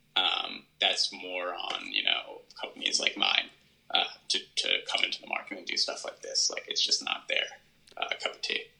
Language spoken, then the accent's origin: English; United States; as Americans